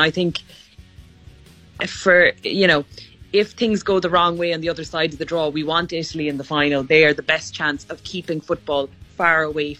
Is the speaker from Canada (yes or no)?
no; Ireland; being Irish